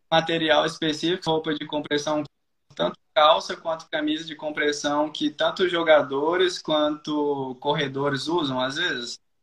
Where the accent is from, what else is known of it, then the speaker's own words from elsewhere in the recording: Brasília, Federal District, Brazil; moved away as an adult; a gente somos de Brasília, eu e minha família.